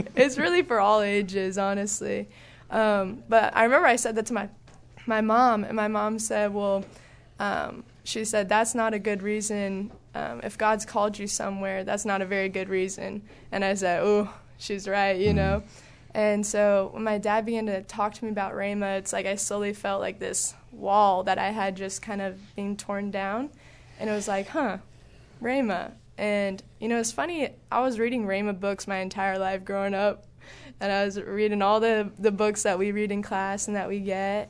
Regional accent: Southern California, United States; moved away as an adult; also born or lived in Texas; I was in SoCal, so I grew up there my whole life

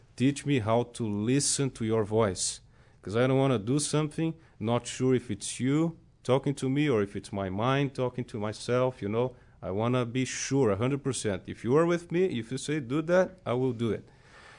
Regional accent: São Paulo, Brazil; born or raised there; moved away as an adult; also born or lived in Rio de Janeiro; now in United States

